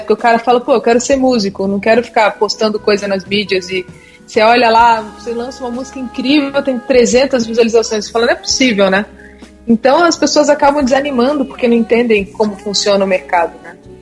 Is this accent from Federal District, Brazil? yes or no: yes; Brasília, Federal District, Brazil; now in São Paulo, Brazil; eu moro em São Paulo, mas sou de Brasília